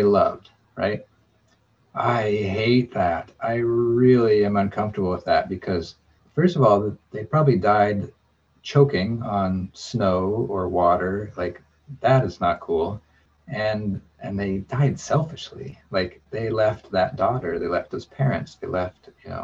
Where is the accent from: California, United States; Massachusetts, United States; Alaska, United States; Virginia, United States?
Alaska, United States; growing up in Alaska